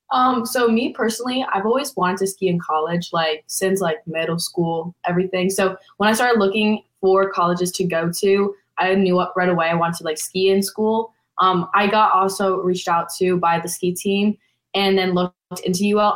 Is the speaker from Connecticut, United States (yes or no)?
yes; Connecticut, United States; moved away as an adult; now in Lafayette, United States; I'm from Connecticut.